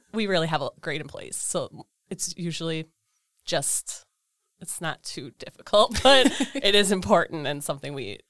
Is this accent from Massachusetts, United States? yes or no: no; Eden, Wisconsin, United States; Eden, Wisconsin.